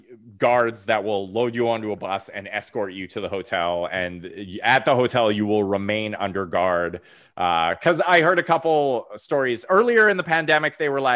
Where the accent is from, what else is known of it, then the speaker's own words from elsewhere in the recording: Canada; we're Canadian